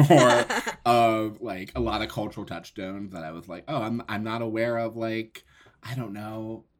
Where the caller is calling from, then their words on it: Oakland, California, United States; I'm zooming in from Oakland, California.